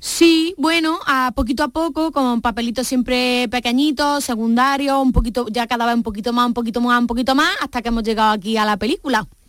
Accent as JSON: {"language": "Spanish", "town": "Córdoba", "region": "Andalusia", "country": "Spain", "accent": "Andalusian, Cordoban", "moved": "yes", "lives_now": "Madrid, Spain", "said": "Yo siempre llevo mi propuesta de hablar en andaluz a tope, en cordobés"}